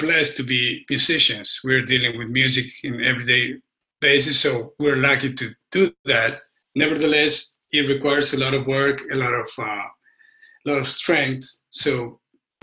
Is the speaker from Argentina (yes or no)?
yes; Argentina; now in United States; I grew up in Argentina, but I lived most of my life here.